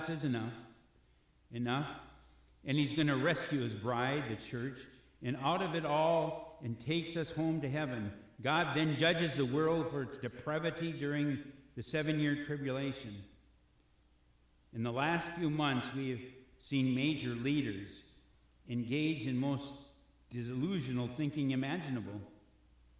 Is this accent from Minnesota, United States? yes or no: yes; Robbinsdale, Minnesota, United States; Robbinsdale's my hometown